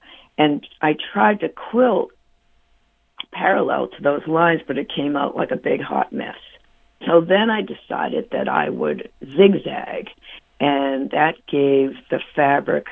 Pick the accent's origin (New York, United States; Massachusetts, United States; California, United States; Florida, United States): Massachusetts, United States; Boston; I'm from Boston, and I got my first apartment